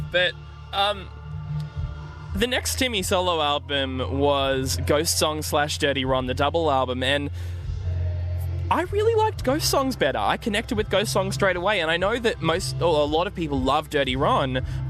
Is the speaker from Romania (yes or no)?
no; Australia; moved away; also born or lived in New Zealand; I'm Australian.